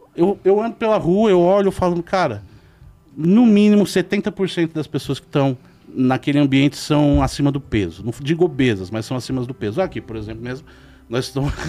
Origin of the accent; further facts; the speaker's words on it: Jandira, São Paulo, Brazil; Eu cresci em Jandira, não é longe hoje em dia